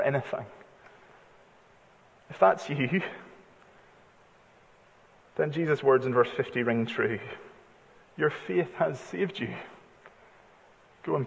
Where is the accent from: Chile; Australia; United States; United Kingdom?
United Kingdom; because we're British